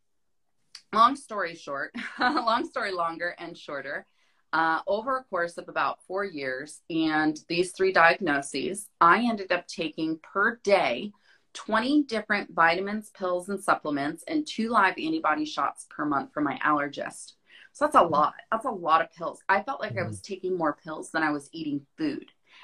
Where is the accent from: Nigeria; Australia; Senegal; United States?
United States; Florida; also born or lived in Hawaii; now in Phoenix, United States; I grew up in Florida.